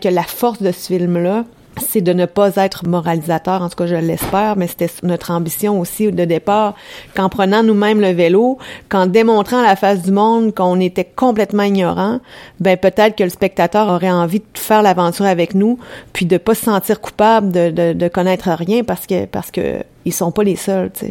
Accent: France; moved away; moi je suis française

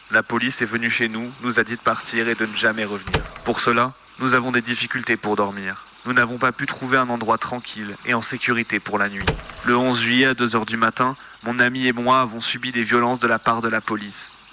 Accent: Chad; now in France; Je suis tchadien. Je suis demandeur d'asile parce qu'il y a une situation qui a fait que j'ai dû quitter chez moi. On est arrivé ici en France

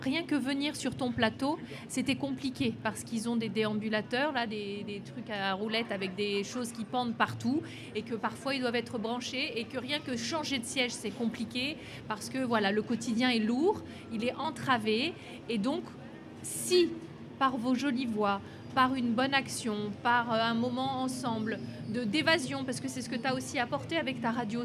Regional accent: Lyon, Auvergne-Rhône-Alpes, France; Mais vraiment, je suis lyonnaise

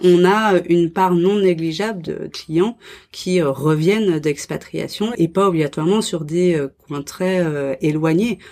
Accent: France; moved away as an adult; je suis française, euh, je connais la France

